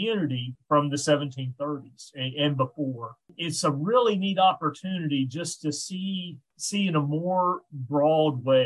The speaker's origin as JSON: {"language": "English", "region": "the South", "country": "United States", "accent": "Southern", "moved": "yes", "said": "I am from the South and have a Southern accent"}